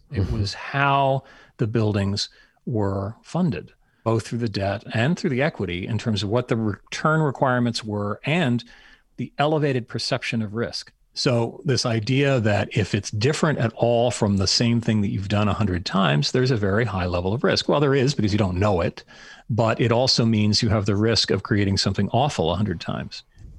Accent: Anchorage, Alaska, United States; moved away; So yes, I did grow up in Alaska. Actually, I'm the same age as former vice presidential candidate that had a very Alaskan dialect.

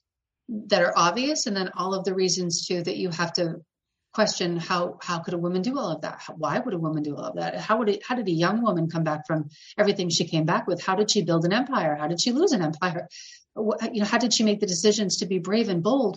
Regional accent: between the Cape and Boston, Massachusetts, United States; now in New Hampshire, United States; I'm from the Northeast and I grew up in Massachusetts

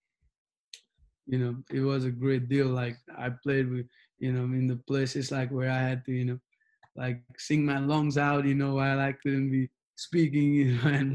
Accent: Nepal; English is a second language; now in Wichita, United States; I was born in Nepal, but Wichita is going to be my second home too

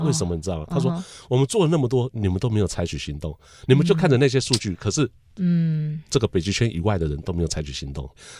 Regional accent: Taiwan; 我们是从台湾来的

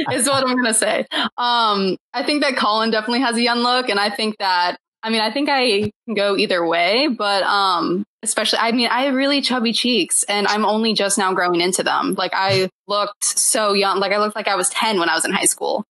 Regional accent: Akron, Ohio, United States; I'm from Akron, Ohio, okay. but specifically a smaller town called Ellet

